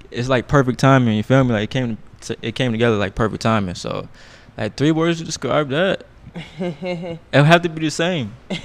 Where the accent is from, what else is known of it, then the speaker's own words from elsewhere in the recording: Connecticut, United States; I'm from Connecticut.